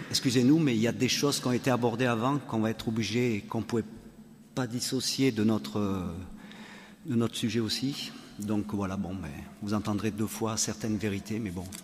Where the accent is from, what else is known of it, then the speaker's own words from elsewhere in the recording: Valence, Auvergne-Rhône-Alpes, France; euh, nous venons de Valence, nous sommes foyers amis et nous avons quatre enfants.